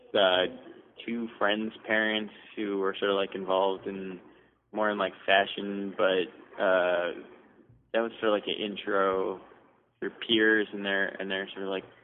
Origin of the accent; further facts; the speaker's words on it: Toronto, Ontario, Canada; moved away as an adult; also born or lived in Providence / Brooklyn; I grew up in Toronto.